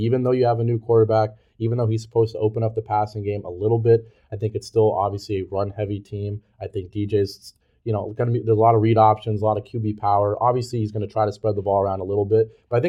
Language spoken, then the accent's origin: English; Bay Area, California, United States; also born or lived in Palo Alto; growing up in the Bay Area